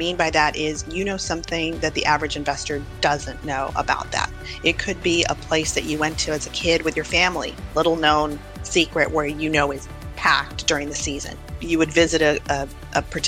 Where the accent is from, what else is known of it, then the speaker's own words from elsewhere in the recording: El Paso, Texas, United States; now in New York City, United States; I am from my hometown, El Paso, Texas